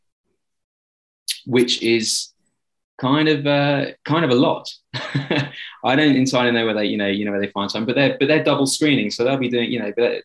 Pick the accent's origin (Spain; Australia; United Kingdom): United Kingdom; London; I grew up in Southwest London